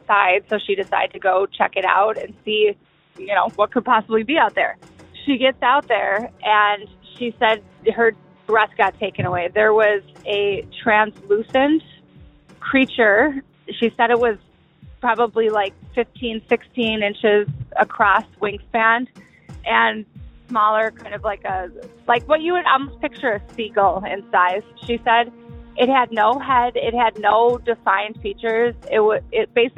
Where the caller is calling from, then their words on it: Chicago, Illinois, United States; I'm calling from Chicago.